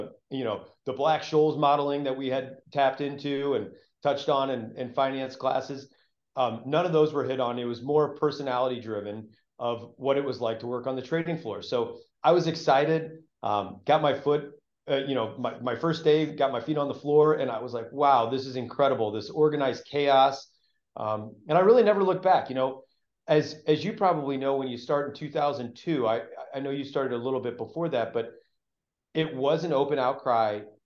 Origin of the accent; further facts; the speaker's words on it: St. Louis, Missouri, United States; I grew up in St. Louis, Missouri